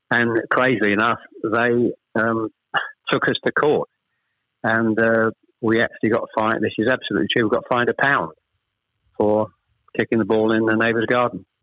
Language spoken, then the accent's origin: English; Chelmsford, East of England, United Kingdom; also born or lived in Ashton-under-Lyne, Greater Manchester; We actually moved south from Manchester. We, we, I was born in Ashton under Lyne. We actually moved south to Chelmsford when I was probably I was the eldest of three when I was probably about seven or eight